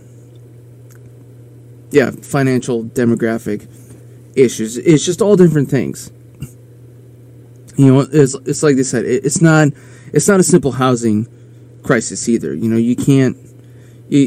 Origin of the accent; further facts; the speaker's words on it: Aberdeen, South Dakota, United States; in my hometown, we had one very small private Catholic school, and then we had, like, you know, Aberdeen Central, which was the school, and it was public